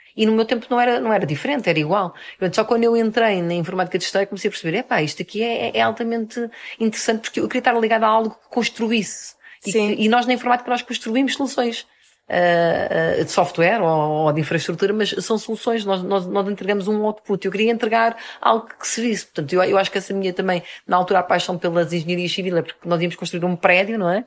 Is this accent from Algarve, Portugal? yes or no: no; Almada, Lisbon, Portugal; also born or lived in Minho; now in Lisbon, Portugal; Eu nasci em Almada sou de, e atualmente moro em Lisboa.